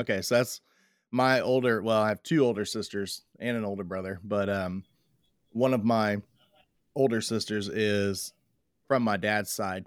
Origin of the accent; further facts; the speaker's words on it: Waller, Texas, United States; now in Tomball, United States; when I grew up in Waller